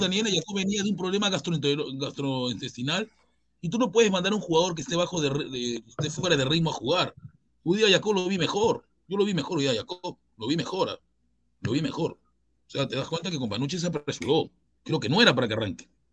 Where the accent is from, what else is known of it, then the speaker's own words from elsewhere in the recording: Chincha Alta, Ica, Peru; Yo soy de Chincha